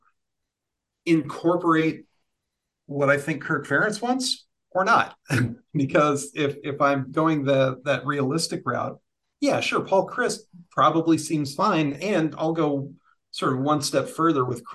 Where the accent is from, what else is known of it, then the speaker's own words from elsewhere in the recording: Iowa, United States; I'm from Iowa myself